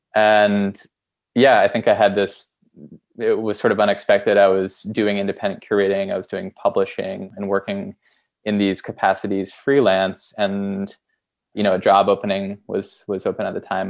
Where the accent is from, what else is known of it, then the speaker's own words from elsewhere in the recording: Essex, Vermont, United States; moved away; also born or lived in Boston; Vermont where I grew up near Burlington, a town called Essex.